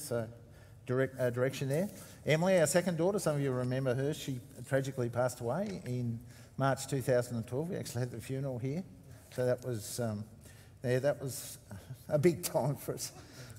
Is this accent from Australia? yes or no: yes; Launceston, Tasmania, Australia; also born or lived in Western Australia; So I was born in Launceston and grew up in Kings Meadows, great suburb, with my parents and siblings.